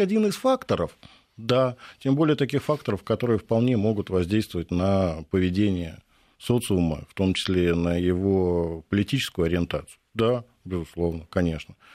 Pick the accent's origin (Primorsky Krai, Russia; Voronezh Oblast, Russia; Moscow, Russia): Moscow, Russia; Я вспоминаю, например, свое детство э, московское, пресненское. Я пресненский уроженец.